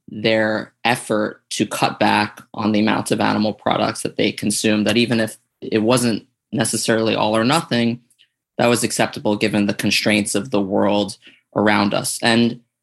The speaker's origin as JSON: {"language": "English", "town": "New York City", "region": "New York", "country": "United States", "tie": "born or raised there", "said": "I grew up in Staten Island, New York"}